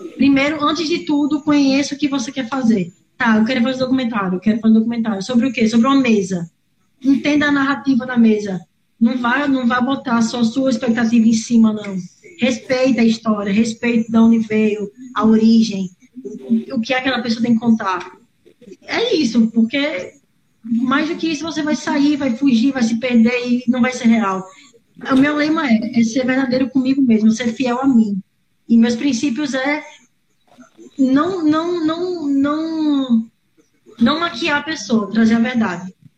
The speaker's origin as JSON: {"language": "Portuguese", "region": "Paraíba", "country": "Brazil", "said": "atualmente moro em João Pessoa, sou paraibana"}